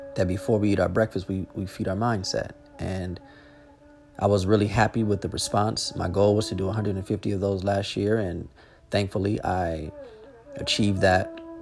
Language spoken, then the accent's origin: English; Los Angeles, California, United States; moved away as an adult; born and raised in Los Angeles